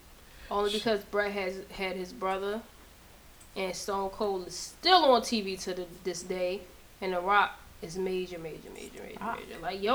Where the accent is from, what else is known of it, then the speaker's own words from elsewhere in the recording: Baltimore, Maryland, United States; was born in East Baltimore. I represent the Ravens all day